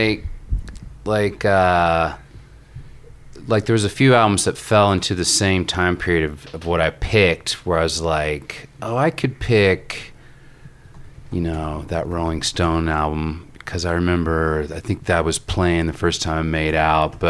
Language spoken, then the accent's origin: English; Little Rock, Arkansas, United States; I'm from Little Rock, Arkansas, you know, and so I grew up in the 70s and the 80s in Little Rock